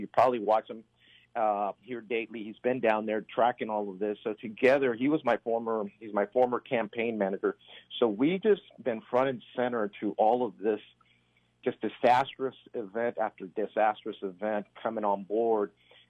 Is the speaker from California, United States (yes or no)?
no; Del Rio, Texas, United States; also born or lived in Central and South America; I spent 22 years in the Air Force because I'm a Spanish speaker from the city of Del Rio, which, by the way, is the epicenter. That's my hometown.